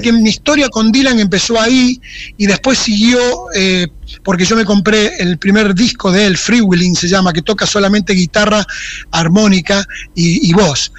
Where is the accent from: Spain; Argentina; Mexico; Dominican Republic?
Argentina; moved away; mi pueblo, que es el lugar preferido, digamos, no, tan preferido que yo me fui de ahí sin haberme ido nunca